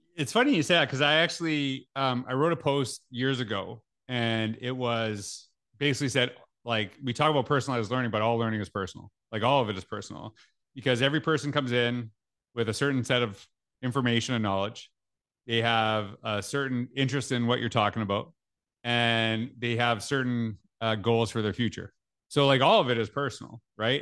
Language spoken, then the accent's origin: English; Canada; growing up in Canada, we, we were taught French in school.